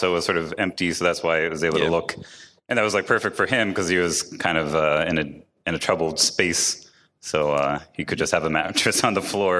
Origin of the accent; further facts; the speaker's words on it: Pennsylvania, United States; I grew up in Pennsylvania